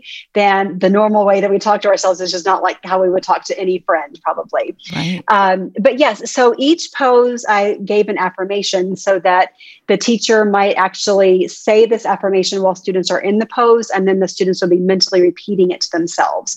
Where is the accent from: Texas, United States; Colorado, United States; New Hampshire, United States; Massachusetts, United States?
Texas, United States; I'm from Texas.